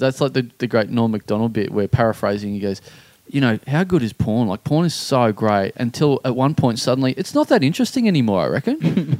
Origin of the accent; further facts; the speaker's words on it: Maryborough, Australia; I'm from Maryborough.